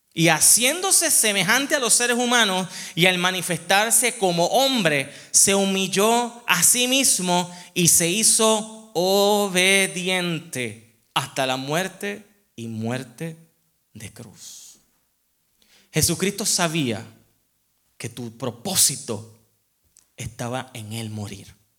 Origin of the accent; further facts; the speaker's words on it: Puerto Rico; moved away as an adult; also born or lived in Memphis, Tennessee; now in United States; para mí como puertorriqueño, toda mi vida, yo me iba a la playa